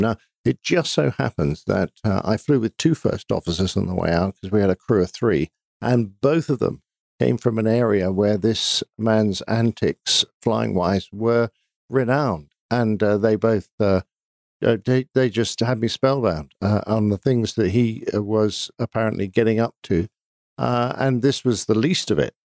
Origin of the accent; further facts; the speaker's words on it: United Kingdom; I'm British